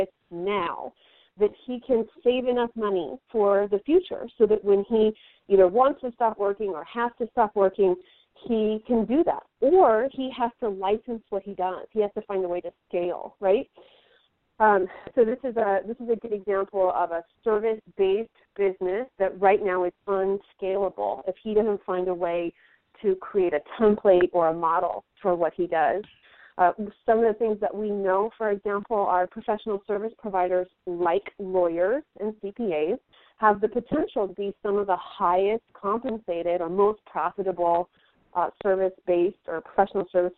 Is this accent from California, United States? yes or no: yes; Silicon Valley, California, United States; I'm from Silicon Valley